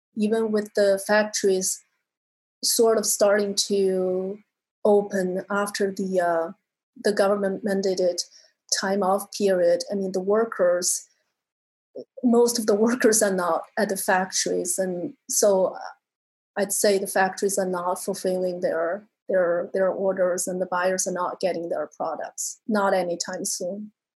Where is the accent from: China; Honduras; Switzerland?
China; moved away; I'm from China originally